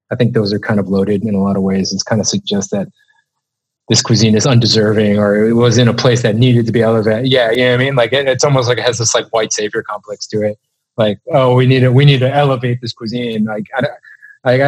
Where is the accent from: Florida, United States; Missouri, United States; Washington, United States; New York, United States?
New York, United States; New York City; I wouldn't say I grew up in New York City, but I did go to school here, and I spent a lot of my teenage years here